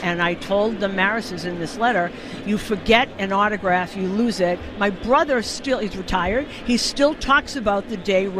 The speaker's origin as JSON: {"language": "English", "town": "Newton", "region": "Massachusetts", "country": "United States", "tie": "born or raised there", "said": "I grew up in Newton. In those days, we'd take the streetcar from Newton down to Fenway Park."}